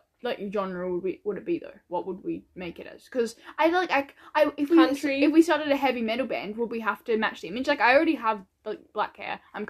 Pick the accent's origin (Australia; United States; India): Australia; now in New Zealand; we're Australians that live in New Zealand. We're Australian, but we go to...